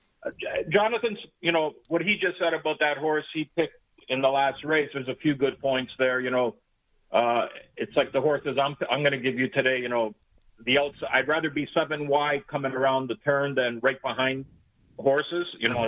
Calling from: Hallandale Beach, Florida, United States; I am in what is a cold Hallandale Beach, Florida for me this morning.

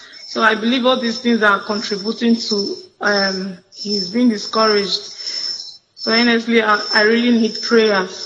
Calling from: Imo, Nigeria; from Imo State.

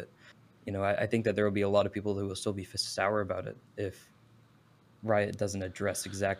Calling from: Dallas, Texas, United States; I'm calling from good old Dallas, Texas.

